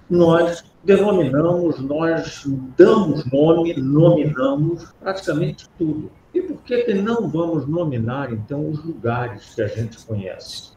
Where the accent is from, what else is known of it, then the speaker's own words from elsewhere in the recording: Rio de Janeiro, Brazil; eu sou da Tijuca, do Rio de Janeiro. Eu sou tijucano, ou seja, eu tenho orgulho de ser tijucano. Eu sou carioca